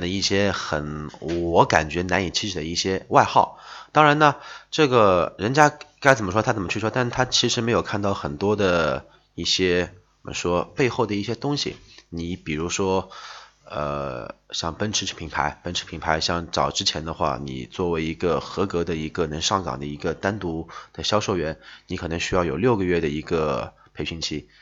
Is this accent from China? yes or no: yes; Shanghai, China; 我们说上海话说拉缸其实就是吹牛的意思